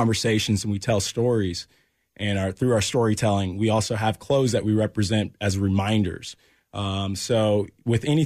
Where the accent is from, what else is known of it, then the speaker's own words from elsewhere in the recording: Olathe, Kansas, United States; also born or lived in Florida; born at KU Med, raised in Olathe